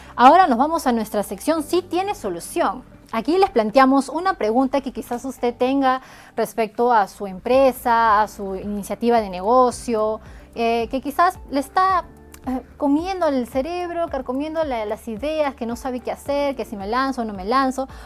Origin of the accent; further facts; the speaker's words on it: Peru; Somos peruanos, tenemos que aportar a nuestro país